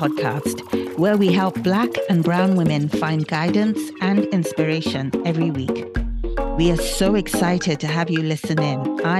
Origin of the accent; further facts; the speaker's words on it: London, United Kingdom; I was born in London as well, and I'm Igbo as well.